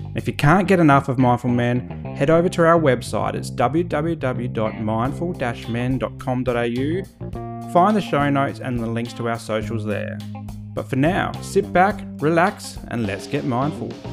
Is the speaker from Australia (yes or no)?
yes; Adelaide, South Australia, Australia; I grew up in Adelaide